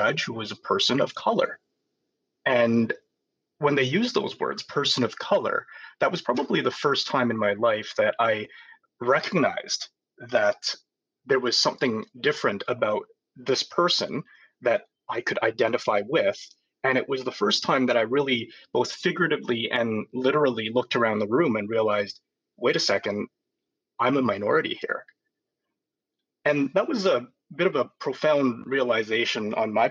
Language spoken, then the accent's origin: English; Vancouver, British Columbia, Canada; I grew up here in Vancouver